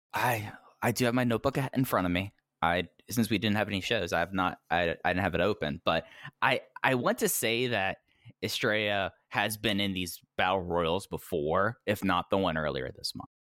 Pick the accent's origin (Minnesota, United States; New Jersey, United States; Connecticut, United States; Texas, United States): Texas, United States; growing up in Texas